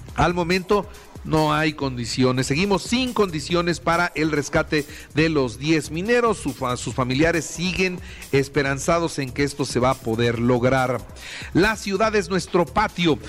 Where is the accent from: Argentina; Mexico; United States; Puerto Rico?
Mexico; como mexicanos